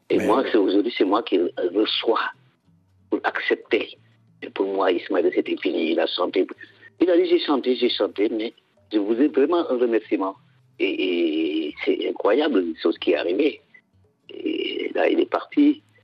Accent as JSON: {"language": "French", "region": "Casamance", "country": "Senegal", "said": "la Casamance, notre région"}